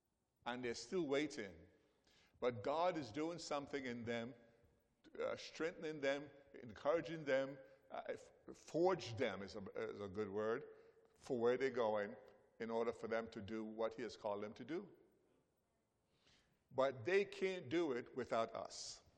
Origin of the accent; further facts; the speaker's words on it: Belize; born there; I was born in Belize, but I don't know much about Belize. I'm still learning about Belize.